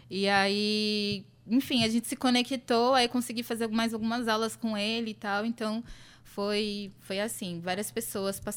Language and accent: Portuguese; São Paulo, Brazil; moved away; quando eu saí lá de São Paulo, nesse lugar também da busca do coco, eu estava também buscando uma casa espiritual.